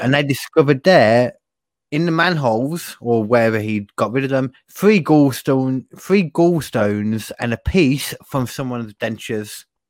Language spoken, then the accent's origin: English; United Kingdom; I'm a British person